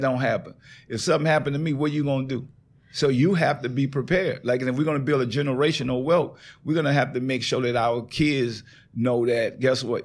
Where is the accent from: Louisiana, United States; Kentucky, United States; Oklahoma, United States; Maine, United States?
Louisiana, United States; New Orleans; accent: country; moved away as an adult; also born or lived in California; I moved to California. Mm-hmm. I'm from New Orleans. Mm-hmm. I don't sound like none of them out there when I get to California, I sound all the way country.